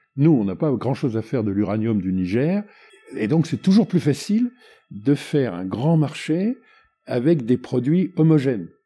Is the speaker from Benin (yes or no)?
yes; Benin; chez, chez nous, au Bénin